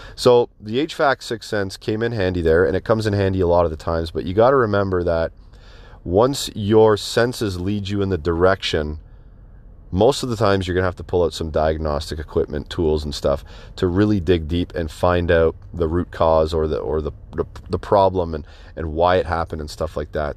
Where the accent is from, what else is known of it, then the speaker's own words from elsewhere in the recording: Canada; I'm Canadian